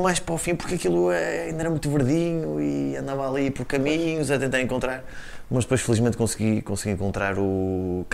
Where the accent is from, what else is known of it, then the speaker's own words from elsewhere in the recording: Portugal; como portugueses